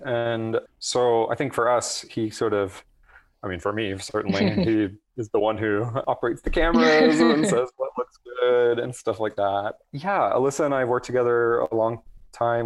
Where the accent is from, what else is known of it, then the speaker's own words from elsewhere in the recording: Atlanta, Georgia, United States; I grew up in Atlanta